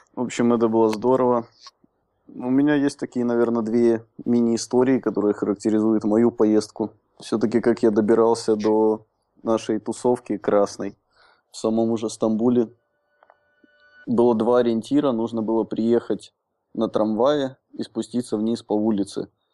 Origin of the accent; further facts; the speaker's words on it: Minsk, Belarus; also born or lived in Soligorsk; now in Prague, Czech Republic; я родился в Солигорске, но угу. все детство провел в Минске